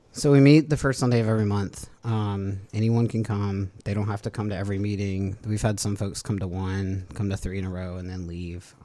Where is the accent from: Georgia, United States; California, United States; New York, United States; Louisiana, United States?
Louisiana, United States; Baton Rouge; also born or lived in New Orleans; I'm from Louisiana in general. I grew up in Baton Rouge